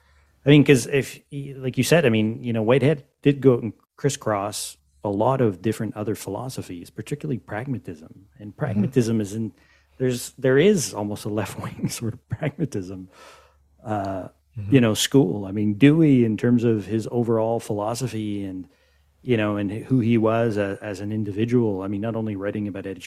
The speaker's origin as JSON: {"language": "English", "country": "Canada", "said": "But I mean, as North Americans, I mean, I'm Canadian."}